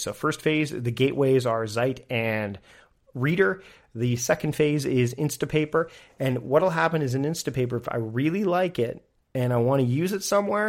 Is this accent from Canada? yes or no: yes; Canada; being Canadian